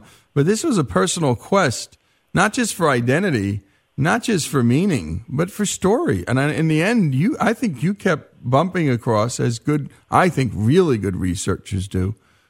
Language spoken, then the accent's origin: English; Dumont, New Jersey, United States; I grew up in Dumont, New Jersey, working class town.